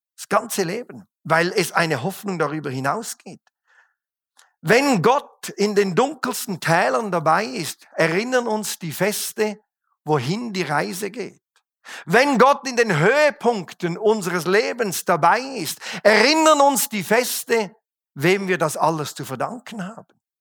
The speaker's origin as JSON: {"language": "German", "country": "Switzerland", "said": "als Schweizer feiern wir den 4. Juli nicht. Wenn es hochkommt, feiern wir den 1. August"}